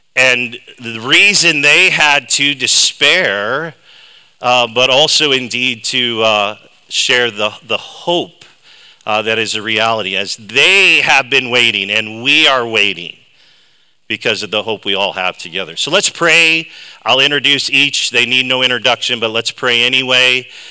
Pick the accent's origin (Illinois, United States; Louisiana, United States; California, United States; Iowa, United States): Iowa, United States; Dubuque; I hail from Dubuque, Iowa